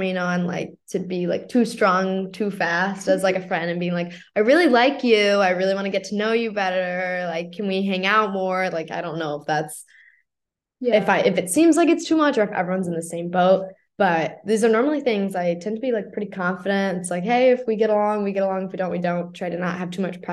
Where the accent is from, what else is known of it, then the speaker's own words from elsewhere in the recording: St. Louis, Missouri, United States; I'm obviously American. I'm from St. Louis.